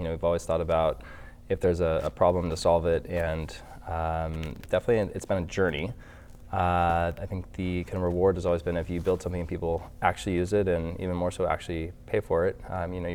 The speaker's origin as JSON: {"language": "English", "town": "Los Angeles", "region": "California", "country": "United States", "tie": "born or raised there", "also_born_or_lived": "San Francisco", "said": "I grew up in Los Angeles"}